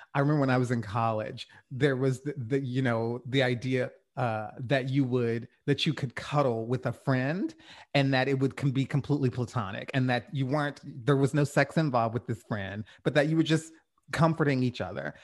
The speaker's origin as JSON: {"language": "English", "region": "the South", "country": "United States", "tie": "born or raised there", "said": "I'm from the South. I grew up around Southerners"}